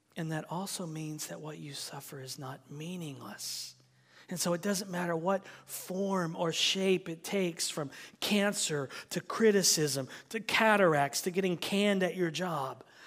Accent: United States; as an American

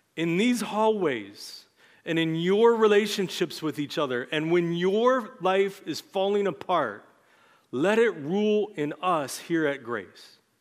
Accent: United States; as American Christians in our time

